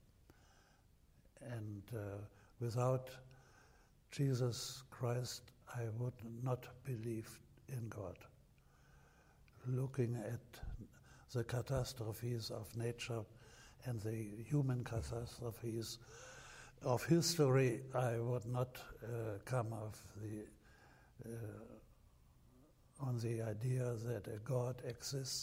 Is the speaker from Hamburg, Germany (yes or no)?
yes; Hamburg, Germany; also born or lived in Scotland; experienced the destruction of my hometown, Hamburg